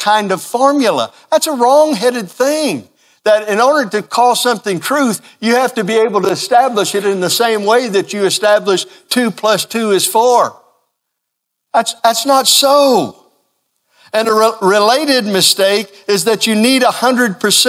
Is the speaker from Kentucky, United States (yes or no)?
yes; Kentucky, United States; growing up in Kentucky